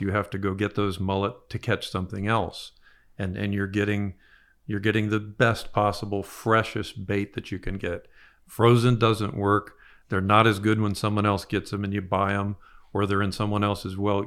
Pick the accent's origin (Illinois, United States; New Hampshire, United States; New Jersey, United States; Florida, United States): Florida, United States; Broward County; we grew up in Broward County